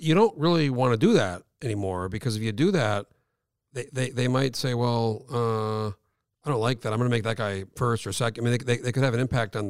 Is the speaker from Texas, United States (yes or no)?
no; New Mexico, United States; moved away as an adult; now in Alaska, United States; I grew up in New Mexico.